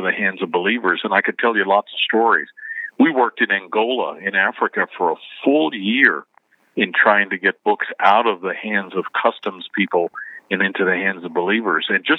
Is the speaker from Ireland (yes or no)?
no; Canada; moved away as an adult; also born or lived in Jeffersonville, United States; now in United States; Before I moved to the United States, I was born and raised in Canada